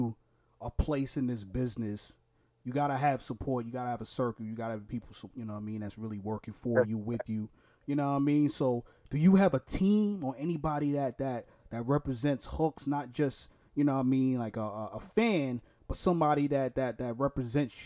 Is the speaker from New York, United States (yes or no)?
yes; New York, United States; also born or lived in Newark, Delaware; now in Florida, United States; I'm from Brooklyn, New York originally. I live in Florida right now